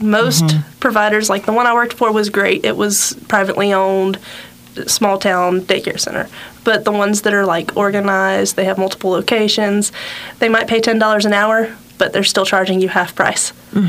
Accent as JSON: {"language": "English", "town": "Carrollton", "region": "Georgia", "country": "United States", "tie": "born or raised there", "also_born_or_lived": "Villa Rica, Georgia", "said": "I was born and raised in Carrollton/Carroll County, moved around a bit."}